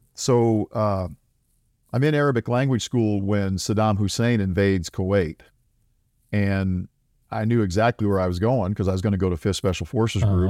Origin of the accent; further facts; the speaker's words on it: South Dakota, United States; moved away; I grew up in South Dakota. I grew up on a, a dirt farm there.